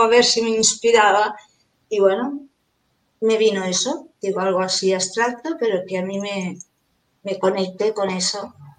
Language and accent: Spanish; Barcelona, Catalonia, Spain; also born or lived in Caracas, Venezuela; Yo a los seis años ya estaba aquí